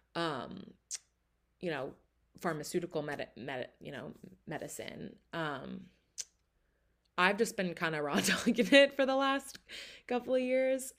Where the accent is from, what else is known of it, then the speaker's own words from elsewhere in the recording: outside of Philadelphia, Pennsylvania, United States; moved away as an adult; also born or lived in Chicago; now in Philadelphia, United States; I grew up kind of outside of Philly.